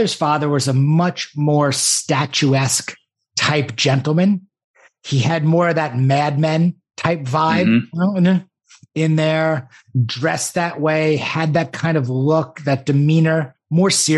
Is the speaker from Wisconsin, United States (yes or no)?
no; Great Neck, New York, United States; I grew up on the North Shore of Long Island in a town called Great Neck